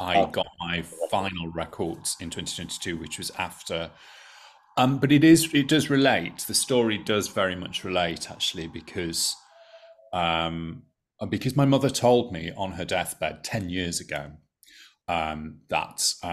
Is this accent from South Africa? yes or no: no; United Kingdom; I as a British person